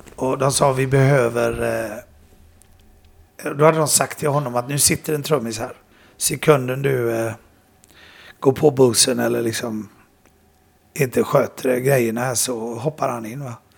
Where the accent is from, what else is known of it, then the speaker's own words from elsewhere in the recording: Sweden; det var jag, och Andy och jag och Panda mm. som var svenskar.